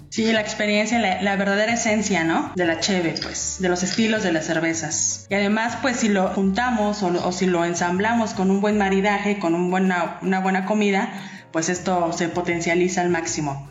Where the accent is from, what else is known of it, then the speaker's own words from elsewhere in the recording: Mexico City, Mexico; now in Baja California, Mexico; Yo soy chilanga